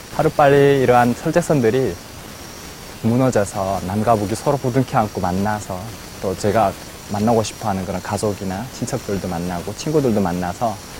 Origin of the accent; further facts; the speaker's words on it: North Korea; moved away as an adult; now in South Korea; 고향이 이북인